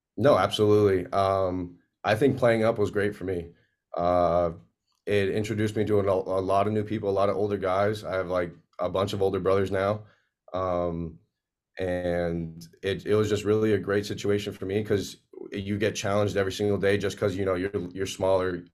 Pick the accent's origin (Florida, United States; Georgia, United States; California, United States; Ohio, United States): Florida, United States; Pembroke Pines; born and raised in Pembroke Pines, Florida